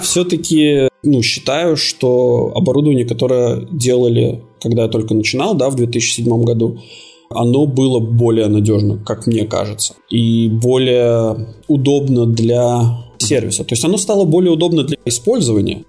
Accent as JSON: {"language": "Russian", "country": "Latvia", "tie": "born or raised there", "also_born_or_lived": "Cyprus", "moved": "as an adult", "lives_now": "Malta", "said": "Родился я в Латвии"}